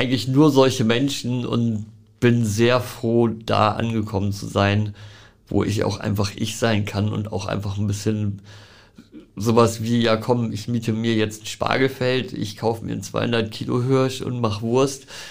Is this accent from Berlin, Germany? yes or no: no; Hamburg, Germany; ich bin geboren in Großborstel